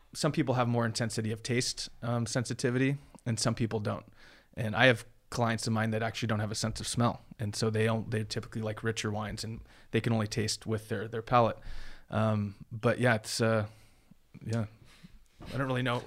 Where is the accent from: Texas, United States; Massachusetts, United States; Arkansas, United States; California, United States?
California, United States; Huntington Beach; moved away as an adult; now in Sonoma, United States; I grew up in Huntington Beach uh, with a surfboard and tennis racket pretty much.